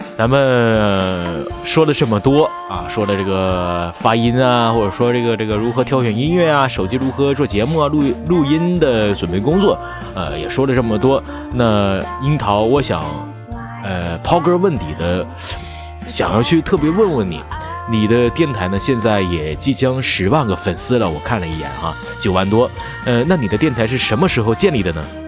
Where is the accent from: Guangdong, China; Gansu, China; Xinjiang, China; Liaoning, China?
Liaoning, China; near Shenyang; accent: Northeastern (Dongbei), no distinction of flat and retroflex sibilants; 我是东北人，尤其是辽宁这边的，呃，挨得沈阳，就是，所以说，说话呢，就是根本不分平翘舌